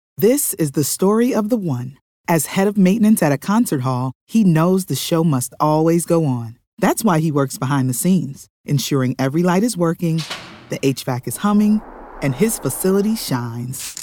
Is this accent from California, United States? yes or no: yes; Southern California, United States; I grew up in Southern California